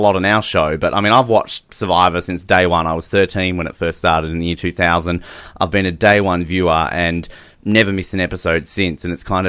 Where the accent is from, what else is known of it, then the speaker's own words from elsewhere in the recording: Tasmania, Australia; I'm from Tasmania.